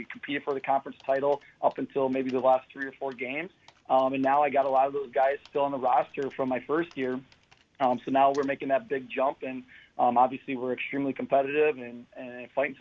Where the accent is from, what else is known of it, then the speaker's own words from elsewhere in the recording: Slinger, Wisconsin, United States; also born or lived in Jefferson; now in Cedarburg, United States; I grew up in Slinger, went to Carroll University